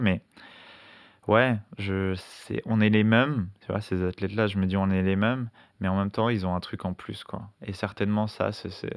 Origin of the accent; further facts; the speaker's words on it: La Courneuve, Île-de-France, France; je viens de la Courneuve en hein, dans le 93